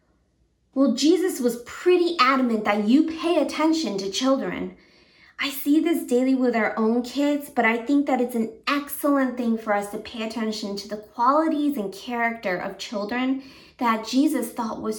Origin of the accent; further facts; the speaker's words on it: Japan; also born or lived in Connecticut; now in United States; Growing up in Japan, where it was more of an Eastern culture